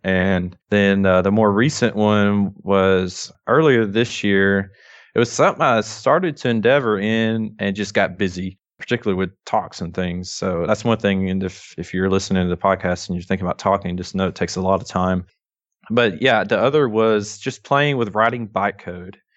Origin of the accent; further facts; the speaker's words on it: North Alabama, United States; accent: thick Southern drawl; I am from North Alabama